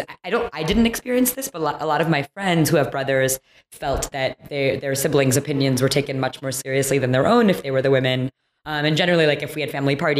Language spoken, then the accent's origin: English; Troy, Michigan, United States; moved away; I grew up in a suburb outside of Detroit, Michigan, so Troy